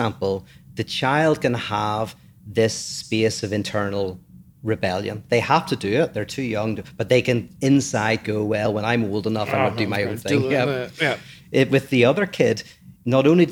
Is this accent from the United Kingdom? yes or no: yes; Northern Ireland, United Kingdom; I grew up in Northern Ireland